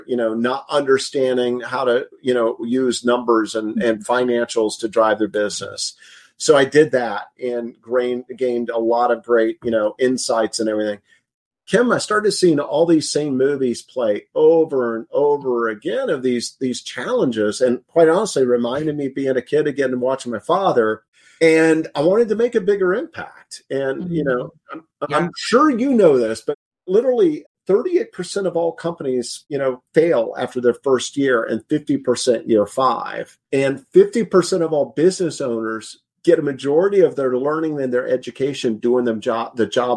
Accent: Indiana, United States; I grew up in Indiana and grew up in an entrepreneur environment and family

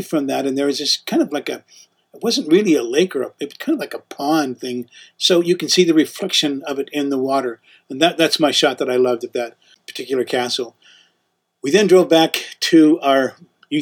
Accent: United States; We're American.

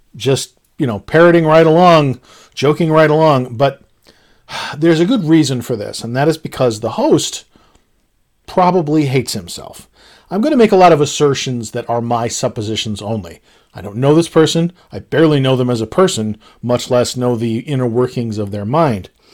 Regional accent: United States; I'm an American

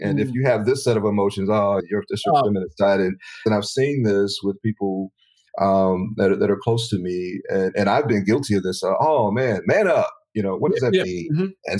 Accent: Chicago, Illinois, United States; also born or lived in the South (US); I've not been in the UK. I grew up in Chicago, and I spent a lot of time in the South as well.

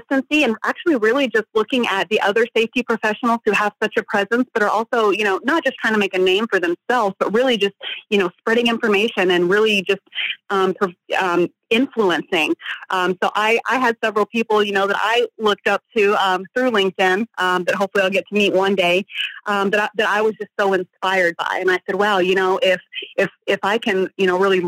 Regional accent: Texas, United States; moved away; I'm from Texas originally

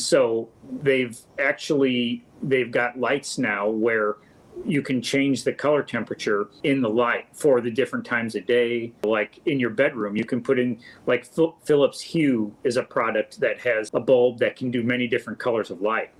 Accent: St. Charles, Missouri, United States; I was born and raised in St. Charles went to school here

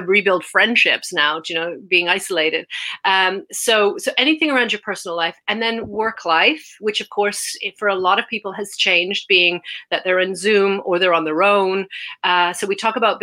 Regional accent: Canada; moved away as an adult; now in United Kingdom; I'm from Canada originally, but I came to the UK

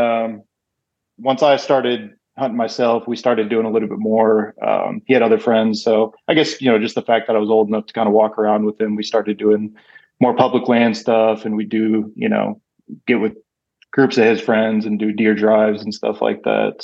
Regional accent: Waukegan, Illinois, United States; moved away; also born or lived in Texas; I grew up outside of Chicago, about 45 minutes outside of Chicago, a place called Waukegan, Illinois

